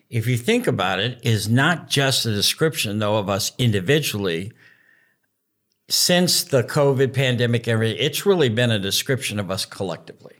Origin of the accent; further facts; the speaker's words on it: United States; being American